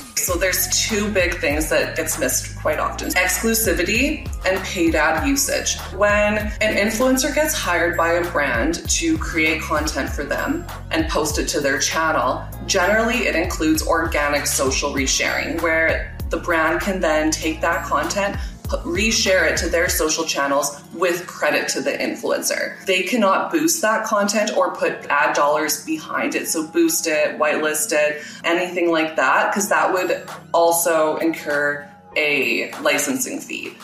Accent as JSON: {"language": "English", "town": "Regina", "region": "Saskatchewan", "country": "Canada", "tie": "born or raised there", "said": "So I am based in Regina, Saskatchewan, which is in Canada. And I was born here, raised here, and I'm still here"}